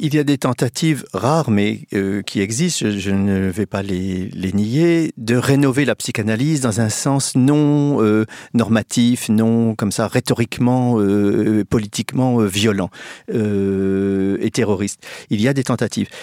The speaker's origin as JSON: {"language": "French", "town": "Reims", "region": "Grand Est", "country": "France", "tie": "born or raised there", "said": "je suis né à Reims euh, euh, le, dans les années 50"}